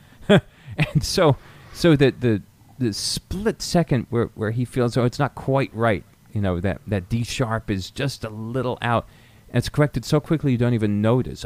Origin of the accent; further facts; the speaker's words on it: near Hanover, rural New Hampshire, United States; I was born in New Hampshire, grew up in rural New Hampshire, about 30 minutes from Dartmouth College, from Hanover, New Hampshire